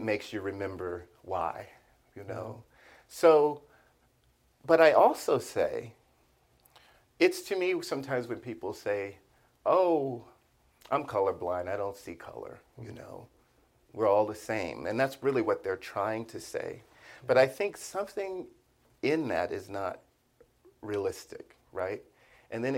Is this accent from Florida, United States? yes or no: yes; Miami, Florida, United States; I'm from Liberty City